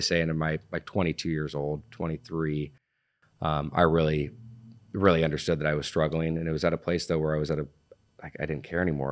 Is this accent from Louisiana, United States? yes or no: no; Laguna Beach, California, United States; born and raised in Laguna Beach